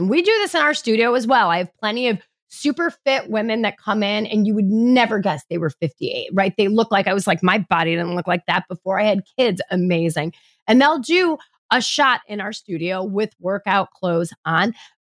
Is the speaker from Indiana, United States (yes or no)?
no; New York, United States; now in Midwest, United States; I'm a New Yorker at heart in the Midwest.